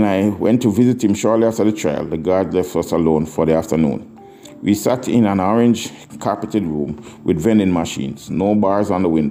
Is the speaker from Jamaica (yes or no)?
yes; Kingston, Jamaica; moved away; the place where we grew up in Mountain View